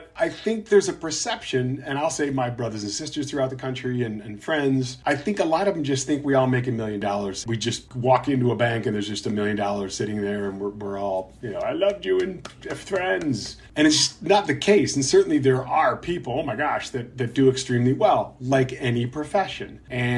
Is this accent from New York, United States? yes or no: no; Chicago, Illinois, United States; also born or lived in Milwaukee, Wisconsin; now in Los Angeles, United States; I grew up in Chicago, Illinois